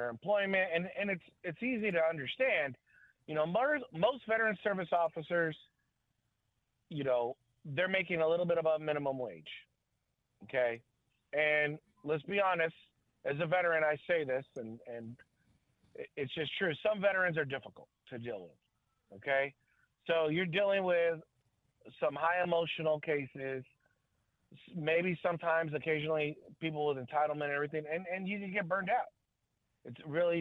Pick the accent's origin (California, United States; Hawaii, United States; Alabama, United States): California, United States; San Diego; I grew up in San Diego area.